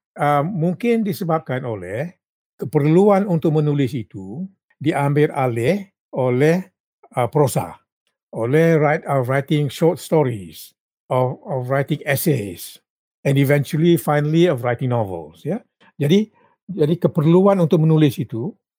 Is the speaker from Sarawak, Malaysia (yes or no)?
no; Rembau, Negeri Sembilan, Malaysia; kampung saya di Rembau